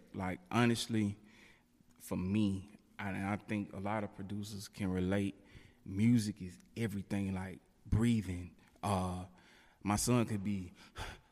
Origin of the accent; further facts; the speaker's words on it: Jackson, Mississippi, United States; I am from Jackson, Mississippi, born and raised here